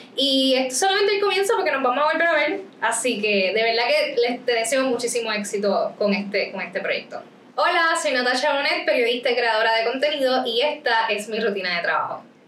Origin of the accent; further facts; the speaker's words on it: Rincón, Puerto Rico; yo soy de Rincón